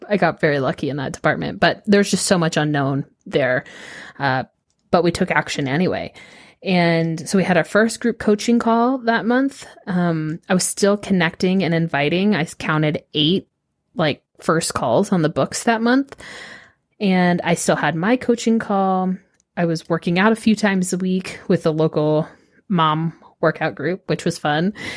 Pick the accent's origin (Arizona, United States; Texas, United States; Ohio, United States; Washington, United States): Texas, United States; Austin; also born or lived in northern New York; I grew up in Austin